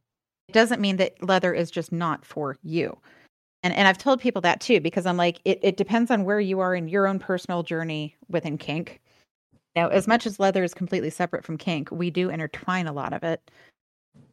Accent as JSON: {"language": "English", "region": "the South", "country": "United States", "tie": "born or raised there", "moved": "yes", "lives_now": "Los Angeles, United States", "said": "growing up in the South"}